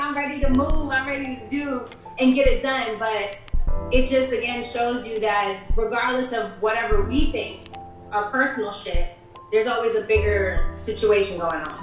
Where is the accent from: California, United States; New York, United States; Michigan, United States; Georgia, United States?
New York, United States; moved away as an adult; also born or lived in Berlin, Germany; now in Los Angeles, United States; I'm from the East Coast.